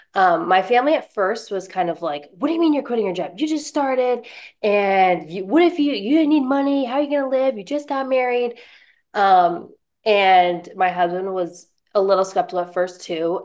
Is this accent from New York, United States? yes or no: yes; Buffalo, New York, United States; moved away as an adult; now in Lynchburg, United States; I'm originally from Buffalo, New York